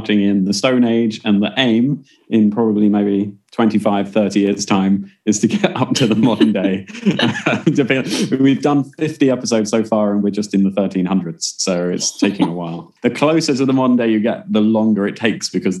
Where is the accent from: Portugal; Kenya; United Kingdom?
United Kingdom; moved away as an adult; also born or lived in Malta / London; now in Stockholm, Sweden; I'm British, I'd never lived in London before and I'd been living abroad in Malta